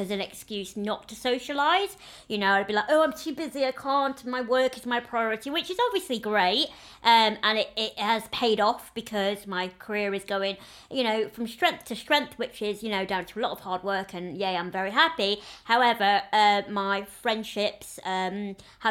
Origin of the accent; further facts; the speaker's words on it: the north of England, United Kingdom; accent: northern; moved away; That's because I'm from up north